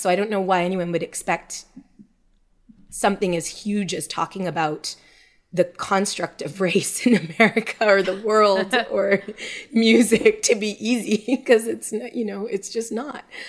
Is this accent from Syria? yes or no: no; Montreal, Quebec, Canada; we we were both born and raised in Montreal